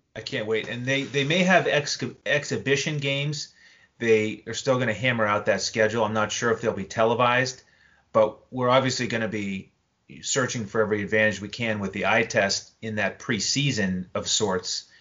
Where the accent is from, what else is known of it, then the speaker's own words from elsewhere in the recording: New England, United States; growing up in New England